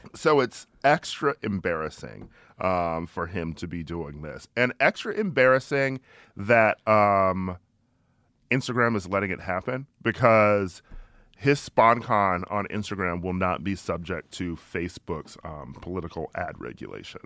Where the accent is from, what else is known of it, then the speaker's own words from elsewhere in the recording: Milwaukee, Wisconsin, United States; I'm from Milwaukee, um, and uh, I went to a all boys Catholic high school, so I grew up with um, Republicans